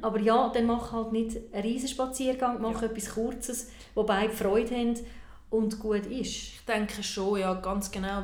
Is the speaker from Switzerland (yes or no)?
yes; Switzerland; bei uns in der Schweiz